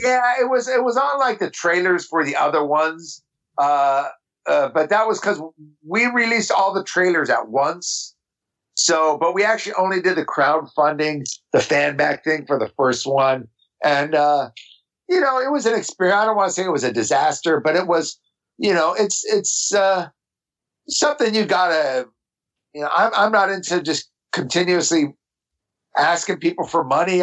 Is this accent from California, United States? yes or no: yes; Los Angeles, California, United States; I grew up in Orange County